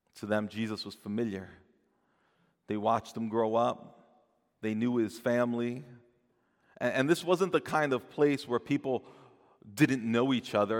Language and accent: English; New Jersey, United States; I'm from New Jersey